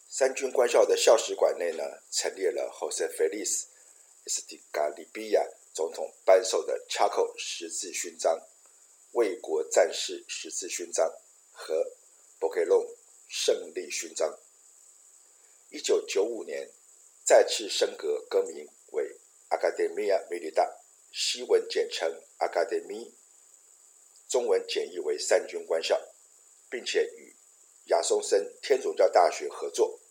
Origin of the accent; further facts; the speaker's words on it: Taiwan; moved away as an adult; now in Paraguay; 有很多在台湾当兵的故事